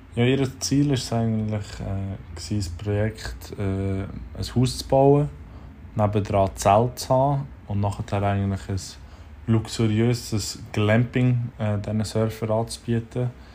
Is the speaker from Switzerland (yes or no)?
yes; Switzerland; als Schweizer Schreiner